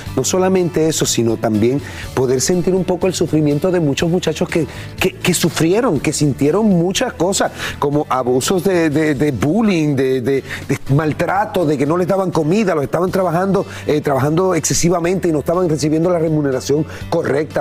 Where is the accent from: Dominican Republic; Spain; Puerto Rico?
Puerto Rico; todos los puertorriqueños, en realidad, nosotros sacamos la bandera, demostramos cuán orgullosos nos sentimos de nuestras raíces, de nuestro país